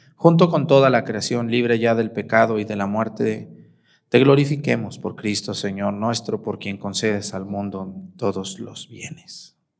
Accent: Mexico; si somos mexicanos

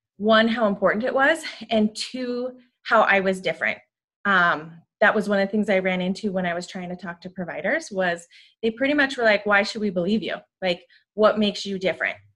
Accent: Montana, United States; moved away as an adult; also born or lived in Butte, Montana / Great Falls, Montana / Spokane, Washington / Sacramento, California; I was born and raised in Montana, born in Butte, about middle school, moved to Great Falls

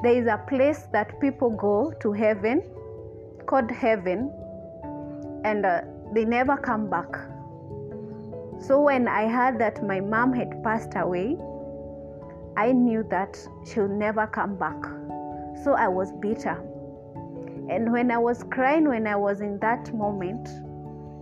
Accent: Gatanga, Murang'a County, Kenya; I was born in Murang'a County, raised in Gatanga.

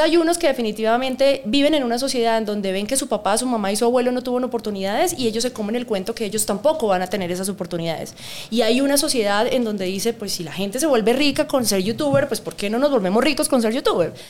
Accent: Bucaramanga, Santander, Colombia; moved away as an adult; now in Bogotá, Colombia; yo soy santanderiana de Bucaramanga

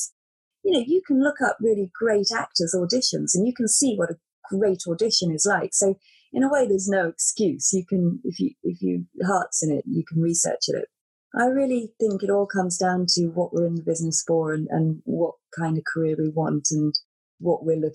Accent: United Kingdom; moved away; I'm British and it's very different there.

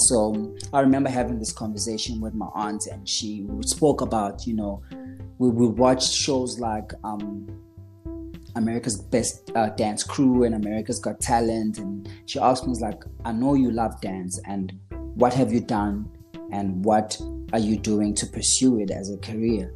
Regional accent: KwaZulu-Natal, South Africa; moved away as an adult; also born or lived in Stanger / Pietermaritzburg; now in Johannesburg, South Africa; I was born and raised in KwaZulu Natal, as I said. Um, went to school in Stanger

